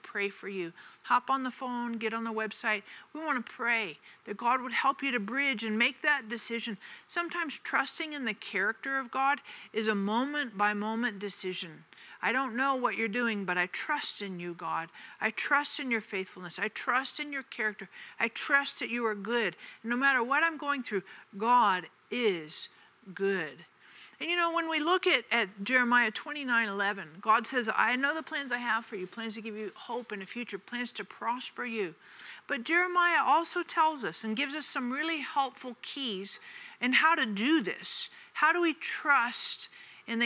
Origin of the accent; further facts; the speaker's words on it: Denver, Colorado, United States; moved away as an adult; also born or lived in Kansas City; I moved from Denver to Kansas City when I first got married